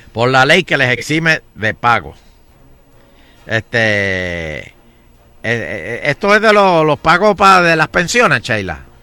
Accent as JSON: {"language": "Spanish", "town": "Guaynabo", "country": "Puerto Rico", "said": "yo soy de Guaynabo"}